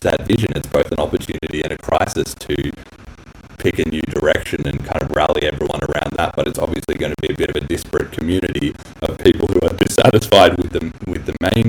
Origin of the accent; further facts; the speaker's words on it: Australia; I'm Australian too